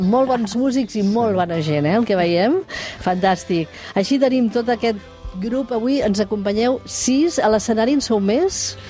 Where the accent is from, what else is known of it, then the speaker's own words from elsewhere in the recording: Catalonia, Spain; som els catalans